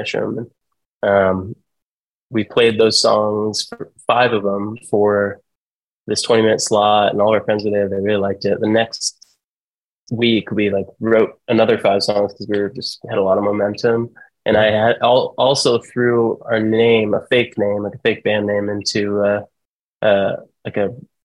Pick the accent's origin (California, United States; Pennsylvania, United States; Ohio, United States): Ohio, United States; Toledo; also born or lived in Colorado / San Francisco; I was born in Toledo Hospital and was here until I was 18